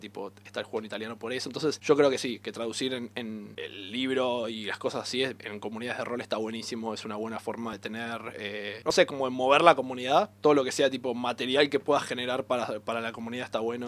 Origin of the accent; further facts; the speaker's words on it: Buenos Aires, Argentina; somos una de las ciudades más grandes del mundo